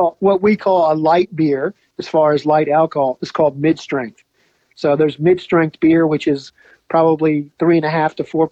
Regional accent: United States; moved away as an adult; now in Geelong, Australia; I always will be American

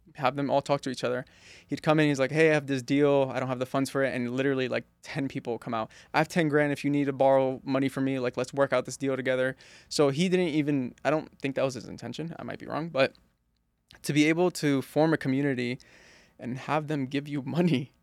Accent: East Coast, United States; When I was growing up in the East Coast

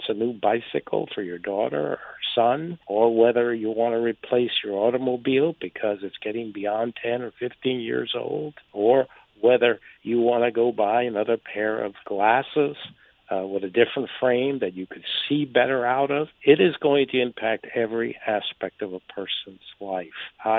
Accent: Westfield, New Jersey, United States; moved away as an adult; also born or lived in Italy; now in Pittsburgh, United States; from my hometown of Westfield, New Jersey, to San Francisco, and now I consider Pittsburgh my hometown since I've lived here for 45 years with my wife.

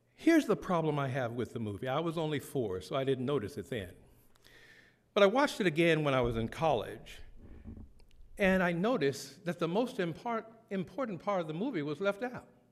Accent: the South, United States; a young black boy growing up in the South

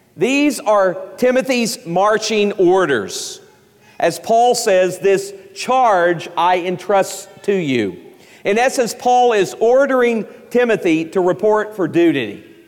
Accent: East Tennessee, United States; I grew up in East Tennessee

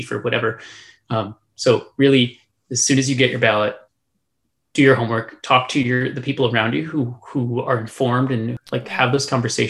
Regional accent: Texas, United States; my home state of Texas

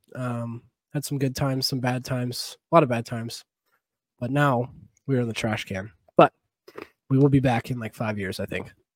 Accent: San Jose, California, United States; moved away as an adult; now in Boise, United States; I'm from San Jose. I played junior sharks for most of my life

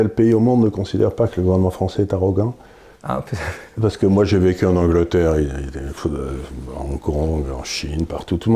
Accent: France; Donc, en tant que Français, si vous voulez, je me dis, Comment ces latino-américains nous regardent-ils

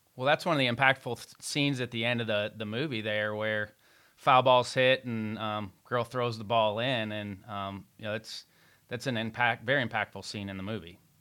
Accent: Evansville, Indiana, United States; I grew up in Evansville, Indiana

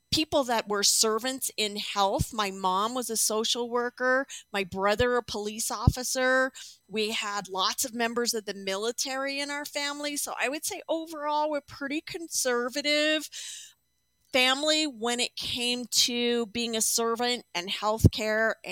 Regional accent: Chandler, Arizona, United States; also born or lived in Texas / Pennsylvania / Indiana; I grew up, well, I was born in Texas, in Laredo, Texas. Then we moved to Indiana, uh, Pennsylvania, Zelienople, actually, Zelienople, Pennsylvania. Then we moved to Chandler, Arizona. And then I spent most of my life in Arizona.

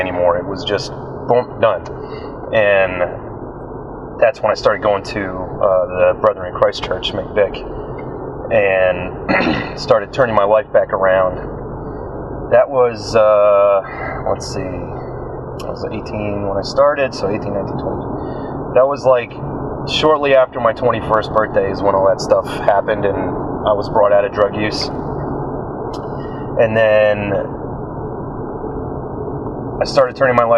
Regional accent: New Jersey, United States; moved away as an adult; I was born and raised in New Jersey

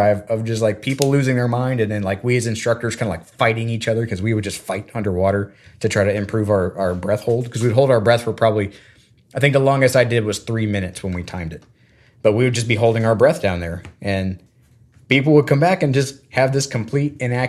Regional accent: Florida, United States; I mean, growing up in Florida, our school and none of the schools around us, even though we grew up like on the beach, like no one had a swim team.

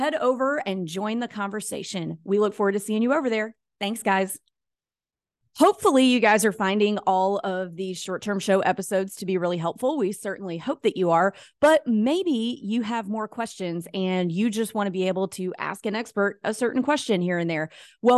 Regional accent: the South, United States; this is a lot of psychology, like from watching my mom and just growing up in the South.

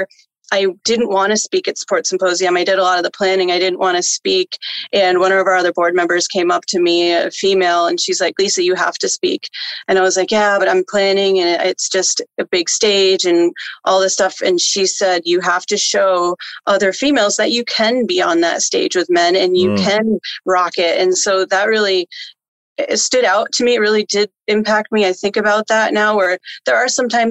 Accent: New York, United States; moved away as an adult; also born or lived in Florida; now in California, United States; I'm from New York originally.

